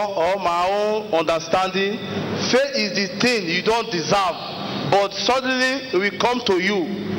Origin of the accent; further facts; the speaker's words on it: Warri, Delta, Nigeria; I'm from Delta State, Warri.